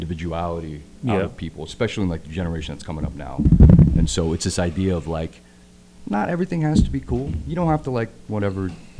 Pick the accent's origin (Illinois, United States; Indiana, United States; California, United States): Indiana, United States; now in Los Angeles, United States; I'm from Indiana, and so growing up in Indiana, it's like LA wasn't like a real thing to me.